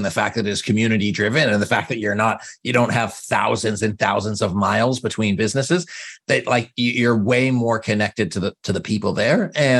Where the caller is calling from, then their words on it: Canada; And I'm calling from Canada.